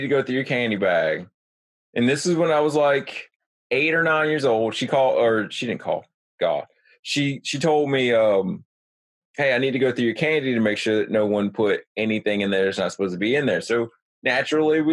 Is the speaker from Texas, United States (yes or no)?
no; New Jersey, United States; I grew up in New Jersey